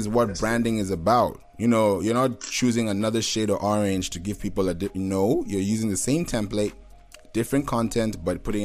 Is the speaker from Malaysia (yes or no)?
no; Kenya; also born or lived in Nigeria / Houston; now in Atlanta, United States; I'm Nigerian by birth. I'm a national Nigerian, but I grew up in Kenya, but I've been in Atlanta for a while now.